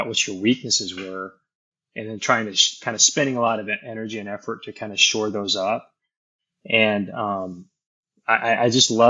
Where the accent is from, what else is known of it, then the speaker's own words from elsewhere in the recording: Montana, United States; moved away as an adult; now in Austin, United States; Born in Austin, but when I was like 2 or 3 years old, we moved to Montana. So I grew up in Montana, went to the University of Montana